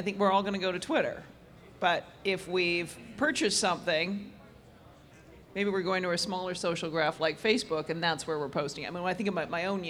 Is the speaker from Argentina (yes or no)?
no; Canada; being Canadian